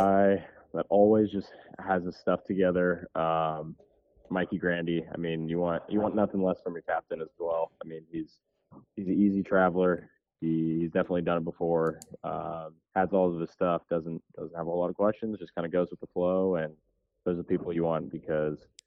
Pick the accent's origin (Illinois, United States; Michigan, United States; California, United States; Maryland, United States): California, United States; I'm originally from California